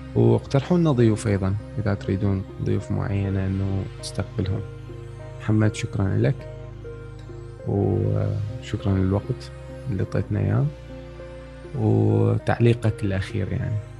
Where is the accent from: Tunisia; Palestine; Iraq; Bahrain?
Iraq; احنا عندنا بالعراق